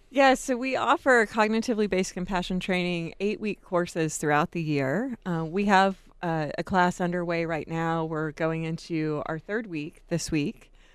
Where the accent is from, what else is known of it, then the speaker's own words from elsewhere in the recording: Jacksonville, Florida, United States; now in Tucson, United States; I grew up in Jacksonville